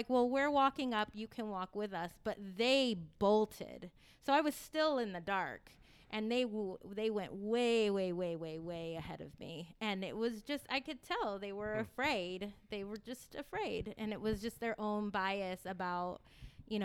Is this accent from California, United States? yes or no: yes; Corralitos, California, United States; I grew up in Corrales